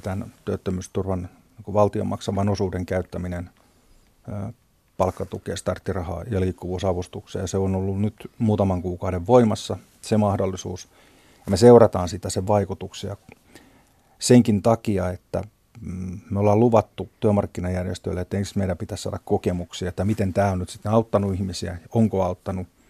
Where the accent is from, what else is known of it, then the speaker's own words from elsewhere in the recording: Kouvola, Kymenlaakso, Finland; tuolta meiltäkään päin